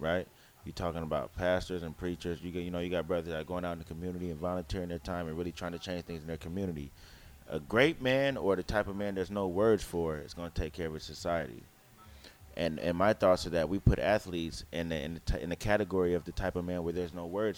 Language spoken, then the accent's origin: English; Oakland, California, United States; I'm from East Oakland